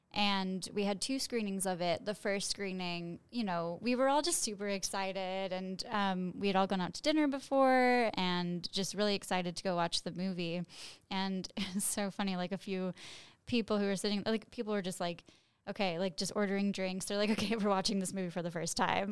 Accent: Chicago, Illinois, United States; I am from Chicago

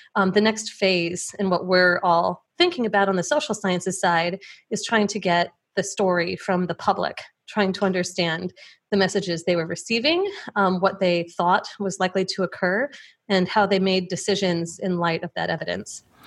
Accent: Plainfield, Illinois, United States; I grew up in the Chicago suburbs, just outside of Plainfield, Illinois

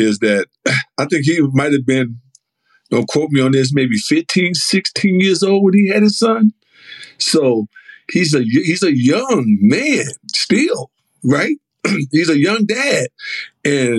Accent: Chicago, Illinois, United States; growing up in Inglewood

